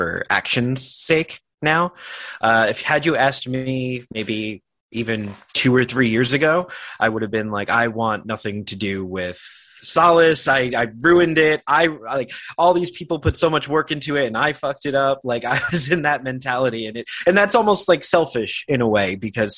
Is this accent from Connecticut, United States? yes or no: no; Yonkers, New York, United States; I'm from McLean Avenue. My family owned Artuso's Bakery